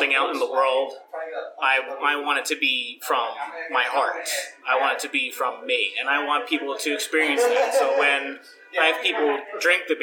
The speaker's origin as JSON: {"language": "English", "region": "New Jersey", "country": "United States", "tie": "born or raised there", "said": "the section of Jersey that I come from is called South Jersey, the real one. And where I grew up on a small farm"}